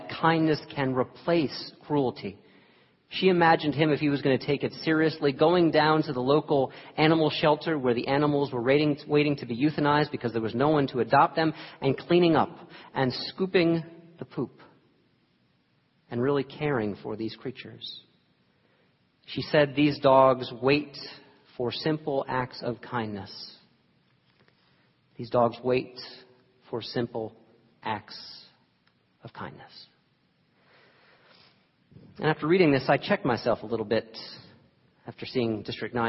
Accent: New York, United States; moved away; I was born in New York

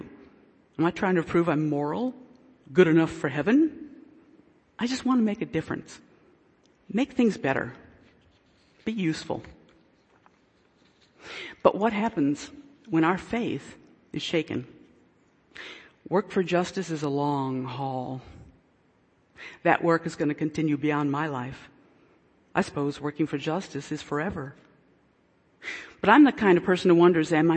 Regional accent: Delaware, United States; I'm from Delaware

